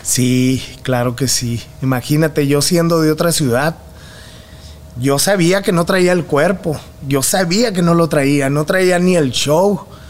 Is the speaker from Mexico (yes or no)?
yes; Mexicali, Baja California, Mexico; moved away as an adult; also born or lived in Guadalajara / Tijuana; now in Monterrey, Mexico; Y de Guadalajara nos fuimos a la frontera para buscar un mejor futuro y ahí fue donde crecí, en Mexicali y en Tijuana.